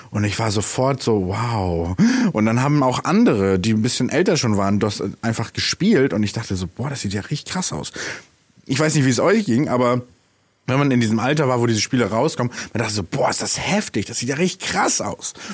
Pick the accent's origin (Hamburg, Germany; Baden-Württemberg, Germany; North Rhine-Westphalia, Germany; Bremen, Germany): Bremen, Germany; Und als wir dann in die Bremer Innenstadt gezogen sind, ich bin Bremer, by the way